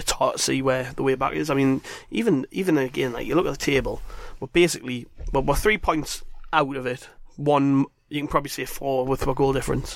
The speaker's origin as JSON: {"language": "English", "town": "South Shields", "region": "North East England", "country": "United Kingdom", "tie": "born or raised there", "said": "I was born from in South Shields Hospital"}